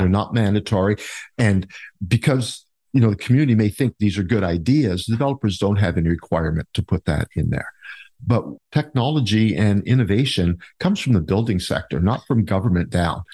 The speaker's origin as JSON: {"language": "English", "town": "Niagara Falls", "region": "Ontario", "country": "Canada", "tie": "born or raised there", "also_born_or_lived": "Port Weller, Ontario", "moved": "yes", "lives_now": "Town of The Blue Mountains, Canada", "said": "I was born and raised in the Niagara area, born in Port Weller, actually"}